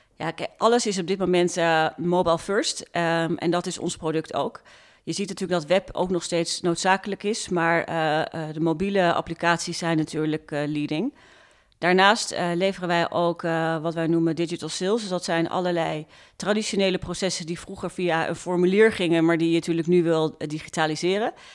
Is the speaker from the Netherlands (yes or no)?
yes; Zoetermeer, South Holland, Netherlands; ik ben dus opgegroeid in Zoetermeer